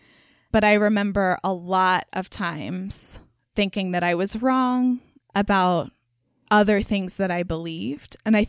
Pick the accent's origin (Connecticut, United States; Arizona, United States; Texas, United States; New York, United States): Texas, United States; Garland; So Garland, Texas might sound familiar to King of the Hill fans because the town in that show is called Arlen, Texas.